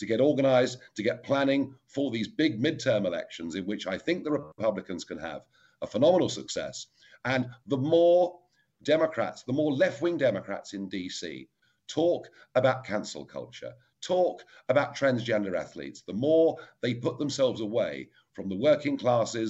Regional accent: England, United Kingdom; my home country of England

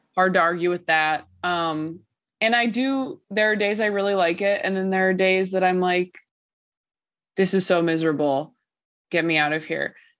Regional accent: California, United States; I'm from California

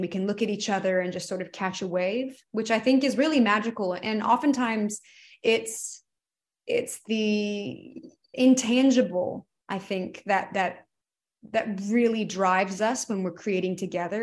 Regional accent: Georgia, United States; moved away as an adult; growing up in Georgia

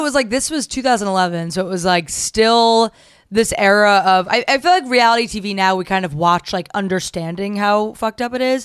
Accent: New Jersey, United States; I'm from New Jersey

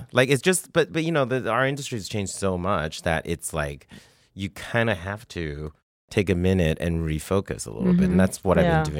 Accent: Canada; And I'm Canadian, and I have a lot of friends in Toronto

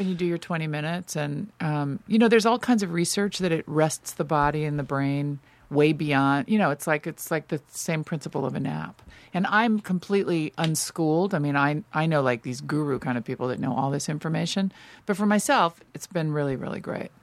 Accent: Los Angeles, California, United States; born or raised there; also born or lived in New York

